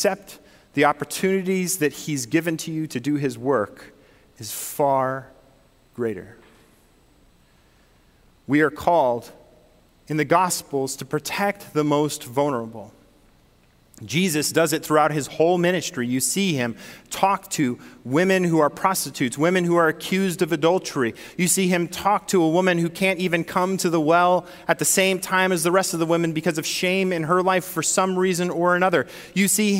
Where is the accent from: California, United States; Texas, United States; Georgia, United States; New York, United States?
California, United States; Northern; now in Michigan, United States; I'm from Northern California